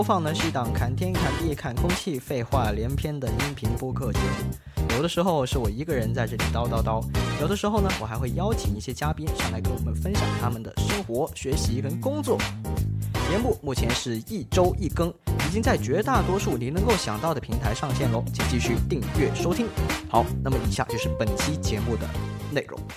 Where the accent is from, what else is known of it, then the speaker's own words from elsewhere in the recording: China; 就感觉对于我们中国人来说